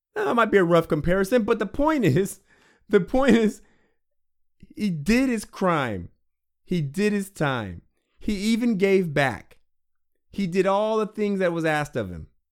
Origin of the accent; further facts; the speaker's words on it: Washington, United States; I'm from Washington State